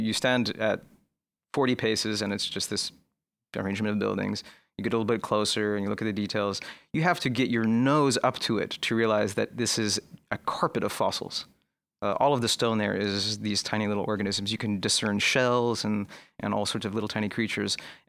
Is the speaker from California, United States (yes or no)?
yes; California, United States; In California.